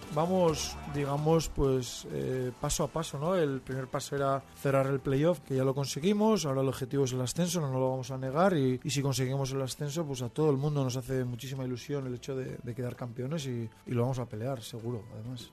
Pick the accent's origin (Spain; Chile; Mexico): Spain; Berriatua, Basque Country; moved away; fiestas de mi pueblo, de ah, Berriatúa